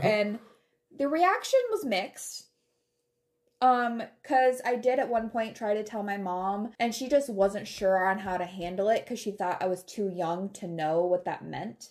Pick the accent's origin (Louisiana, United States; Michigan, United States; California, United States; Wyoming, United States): Michigan, United States; Taylor; moved away; I grew up around Metro Detroit in Michigan